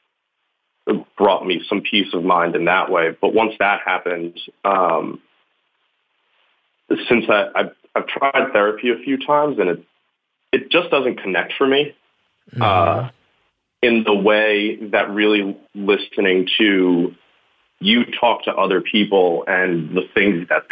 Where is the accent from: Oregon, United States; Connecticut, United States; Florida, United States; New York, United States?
New York, United States; Long Island; now in Brooklyn, United States; I'm from Long Island, so it's suburban